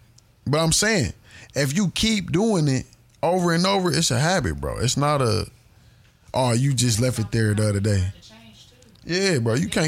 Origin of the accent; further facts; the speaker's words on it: Mississippi, United States; That's why I fucked with how we was raised in Mississippi. Because, nigga, everybody was outside, nigga.